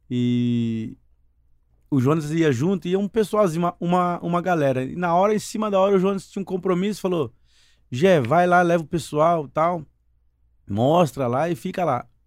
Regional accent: Indaiatuba, São Paulo, Brazil; born or raised there; also born or lived in Foz do Iguaçu, Paraná / Mato Grosso

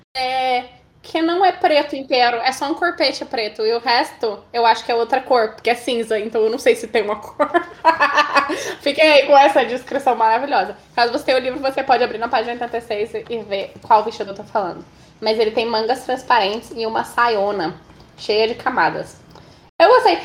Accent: Brazil; a gente é brasileiro

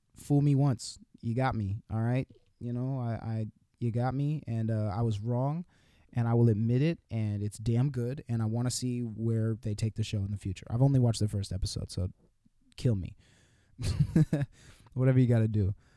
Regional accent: California, United States; I'm from California

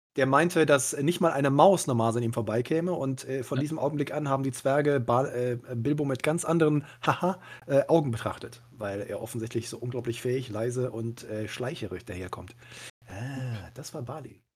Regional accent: Cologne, North Rhine-Westphalia, Germany; mich als gebürtiger Köln

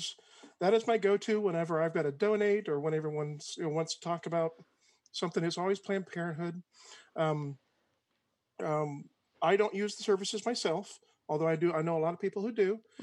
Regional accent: Georgia, United States; born there; So I was born a little blonde white boy in South Georgia, mm-hmm. To a military family.

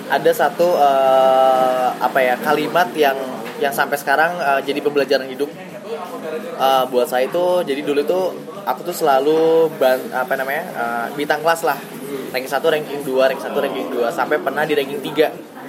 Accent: Bandung, West Java, Indonesia; dan gue dari Bandung.

